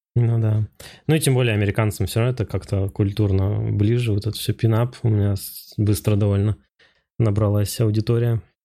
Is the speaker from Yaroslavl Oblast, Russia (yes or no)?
yes; Rybinsk, Yaroslavl Oblast, Russia; moved away as an adult; also born or lived in Moscow / United States; Я вообще э, из Ярославской области сам, да. из Рыбинска. А, и я там в художке учился